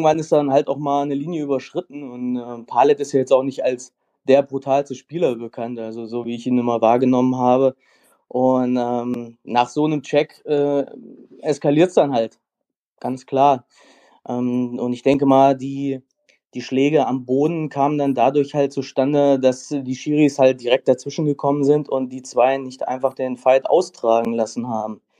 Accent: Kassel, Hesse, Germany; Ähm, ich komme aus Kassel, habe selber jahrelang Eishockey gespielt

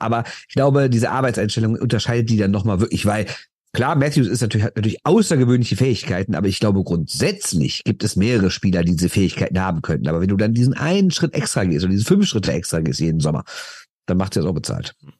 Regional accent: Düsseldorf, North Rhine-Westphalia, Germany; Ich bin aus Düsseldorf

